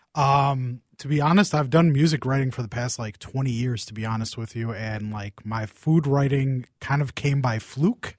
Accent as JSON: {"language": "English", "town": "Saint Paul", "region": "Minnesota", "country": "United States", "tie": "born or raised there", "said": "I grew up in Saint Paul"}